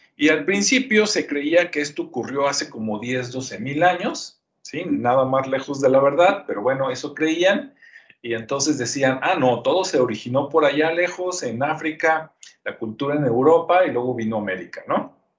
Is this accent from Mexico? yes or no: yes; Guadalajara, Jalisco, Mexico; also born or lived in Zapopan; yo soy de Jalisco, yo nací en Guadalajara, este, vivo en Zapopa, a un ladito